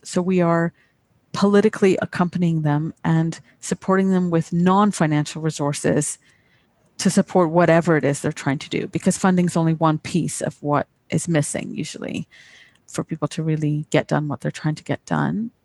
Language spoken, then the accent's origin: English; Canada; accent: British; also born or lived in United Kingdom; I had a British accent when I grew up in Canada